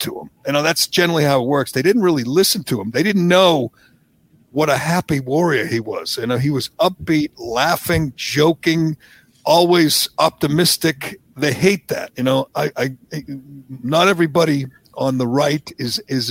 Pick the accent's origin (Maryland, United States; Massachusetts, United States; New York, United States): Massachusetts, United States; growing up here, like you did, growing up in Kennedy country, going to Massachusetts public schools, going to UMass Amherst